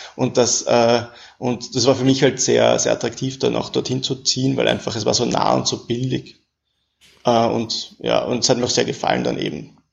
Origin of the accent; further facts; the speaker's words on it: Vienna, Austria; also born or lived in Paris; ich bin auch aus Wien